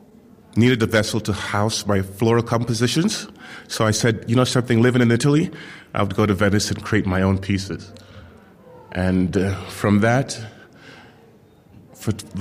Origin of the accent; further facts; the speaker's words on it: Jamaica; moved away; I'm coming from Jamaica, and I grew up in this very beautiful garden with my great-grandmother